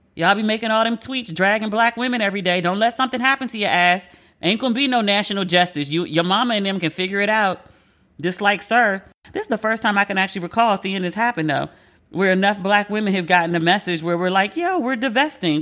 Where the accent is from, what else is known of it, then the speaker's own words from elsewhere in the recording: Maryland, United States; I'm from Maryland